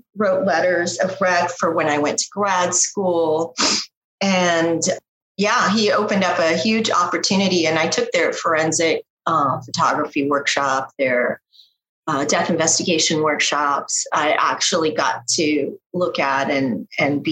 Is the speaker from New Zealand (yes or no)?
no; Panama; I'm from Panama, my mom's Chilean and my dad is from the UK